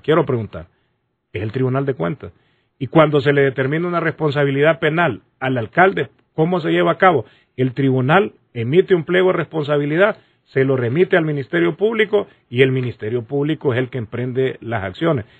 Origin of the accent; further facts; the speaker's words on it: Honduras; nosotros como hondureños